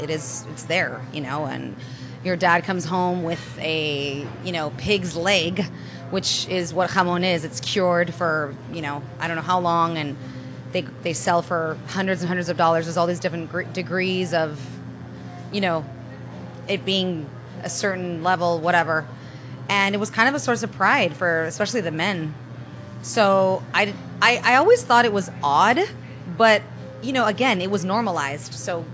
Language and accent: English; United Kingdom; now in United States; Well, I was born in London. My parents met. My dad left Spain. My mom left Italy. They connected there. They got married. They had me. And I grew up between Europe and the United States as a child.